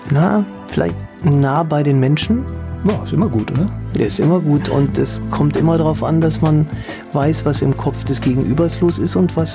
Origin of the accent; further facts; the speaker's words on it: Leichlingen, North Rhine-Westphalia, Germany; also born or lived in Solingen; Ja, korrekt. Städtisch, ne? Ich bin äh, geboren in Solingen, aufgewachsen in Leichlingen. Das ist ein kleiner Ort